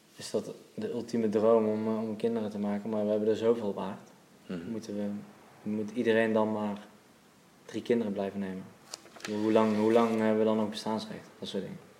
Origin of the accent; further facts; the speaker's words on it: Waalwijk, North Brabant, Netherlands; Geboren en opgegroeid in Waalwijk, Brabant.